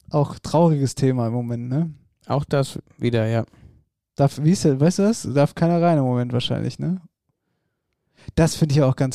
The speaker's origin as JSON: {"language": "German", "area": "Wetterau", "region": "Hesse", "country": "Germany", "said": "bei uns in der Wetterau."}